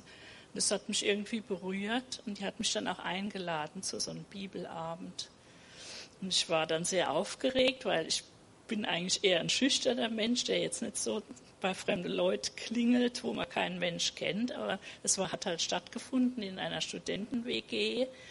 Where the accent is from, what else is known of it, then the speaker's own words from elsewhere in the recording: Rhineland-Palatinate, Germany; also born or lived in Mannheim; Ich bin in der Pfalz aufgewachsen